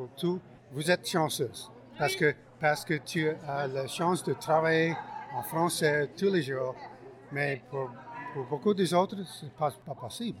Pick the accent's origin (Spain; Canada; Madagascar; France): Canada; Montreal, Quebec; now in Vancouver, Canada; j'ai grandi à Montréal, arrondissement de euh, Roxborough, Pierrefonds